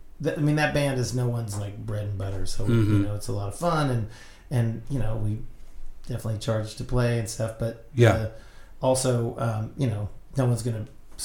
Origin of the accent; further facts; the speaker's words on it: the Ozarks, United States; I mean, I grew up in the Ozarks with Hee Haw, and like country music was the only music on the radio.